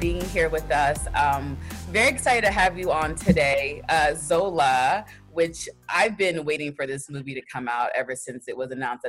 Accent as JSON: {"language": "English", "region": "Texas", "country": "United States", "tie": "born or raised there", "said": "My family's from Nigeria. I'm first generation. I grew up in Texas, but I was born in Texas. My parents came to America when they got married"}